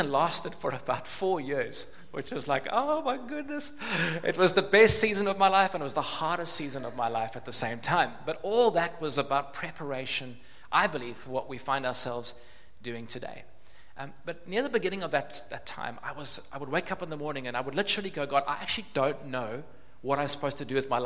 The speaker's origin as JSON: {"language": "English", "town": "Cape Town", "region": "Western Cape", "country": "South Africa", "tie": "born or raised there", "said": "I grew up in Cape Town, not far from here, about 10 minutes from here."}